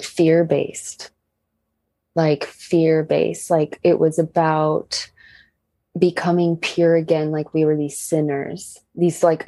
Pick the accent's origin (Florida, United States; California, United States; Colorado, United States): California, United States; Riverside; we're all from Riverside, California.